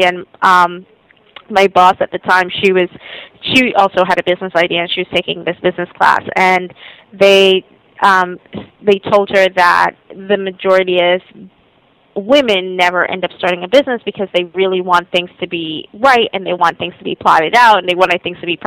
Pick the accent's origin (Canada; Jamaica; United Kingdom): Jamaica; moved away; I'm originally from Jamaica